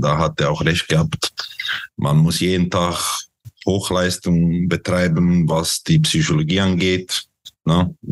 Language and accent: German; Croatia; born there; also born or lived in Switzerland; bin geboren in Kroatien, habe äh, in der Schweiz gelebt, habe da meine Informatiklehre abgeschlossen als Webentwickler